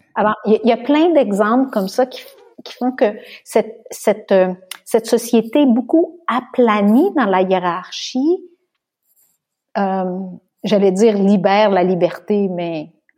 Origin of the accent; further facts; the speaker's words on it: Beauharnois, Quebec, Canada; now in France; je suis native de Beauharnois